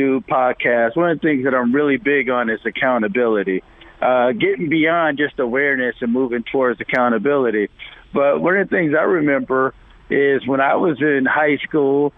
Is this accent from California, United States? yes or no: no; Rochester, New York, United States; I grew up in Rochester, New York